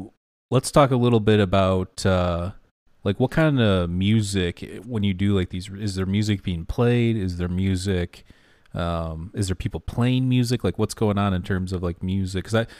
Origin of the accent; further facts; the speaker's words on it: Detroit, Michigan, United States; Like, we're from Detroit area, so, yeah, it gets a little bit warmer than there